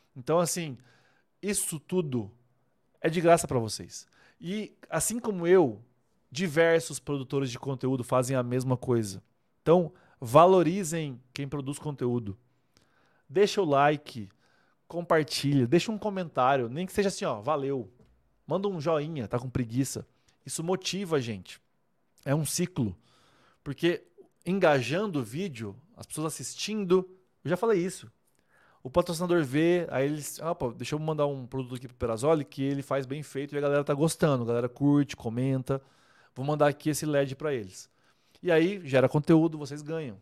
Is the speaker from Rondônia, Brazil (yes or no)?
yes; Vilhena, Rondônia, Brazil; moved away as an adult; also born or lived in Maringá; now in Bragança Paulista, Brazil; eu sou rondoniense. Eu nasci em Rondônia, em Vilhena, Rondônia, no ano de 85.